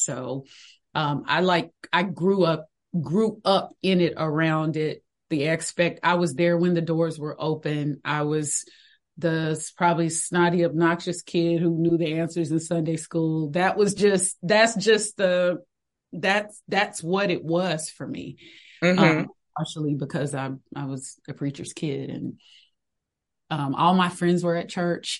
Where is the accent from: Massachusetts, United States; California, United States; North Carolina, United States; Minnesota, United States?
North Carolina, United States; Greensboro; I grew up in North Carolina, Greensboro, North Carolina.